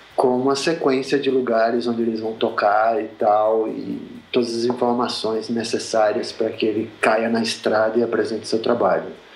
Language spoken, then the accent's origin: Portuguese; Sergipe, Brazil; moved away as an adult; also born or lived in Rio de Janeiro; now in São Paulo, Brazil; eu sou de Sergipe, eu morei oito anos no Rio, eu moro há 13 anos em São Paulo